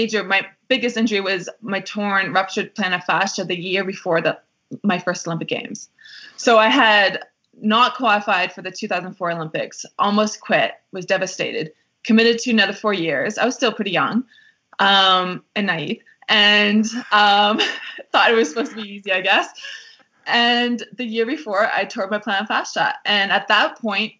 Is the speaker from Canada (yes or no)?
yes; Canada; I felt proud to be Canadian